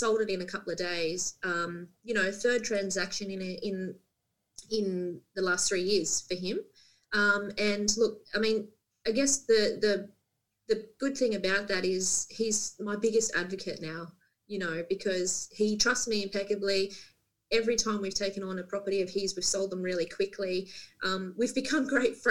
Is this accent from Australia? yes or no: yes; Central Coast, New South Wales, Australia; moved away as an adult; now in Port Macquarie, Australia; being born and bred on the Central Coast